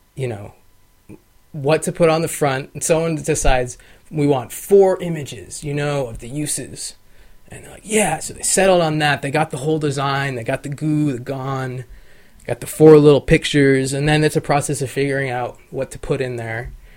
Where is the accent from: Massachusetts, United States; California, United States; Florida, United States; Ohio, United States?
California, United States; Sacramento; also born or lived in Buffalo, New York / Carmichael, California; I'm really from Sacramento. I grew up here